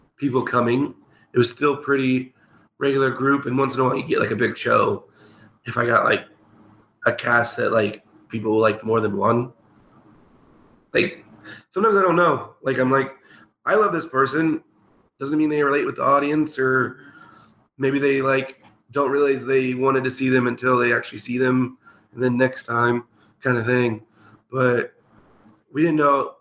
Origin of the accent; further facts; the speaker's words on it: Clay Center, Kansas, United States; Excalibur was in Junction City when I was growing up in Clay Center